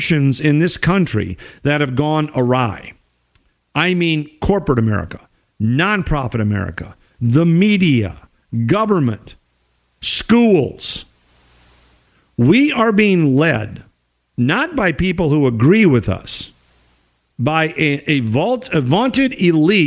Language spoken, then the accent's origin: English; Minnesota, United States; my home state of Minnesota